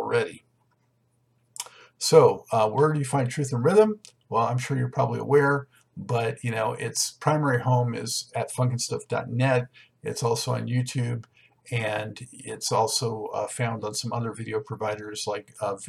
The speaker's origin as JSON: {"language": "English", "town": "Los Angeles", "region": "California", "country": "United States", "tie": "born or raised there", "said": "I was born in Los Angeles, lived most of my life there"}